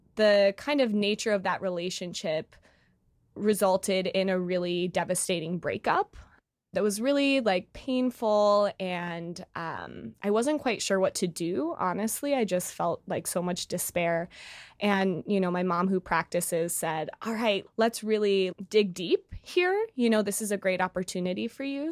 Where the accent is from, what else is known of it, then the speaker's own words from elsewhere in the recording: Chicago, Illinois, United States; moved away as an adult; now in New York City, United States; I'm originally from Chicago, but, uh, just moved to New York City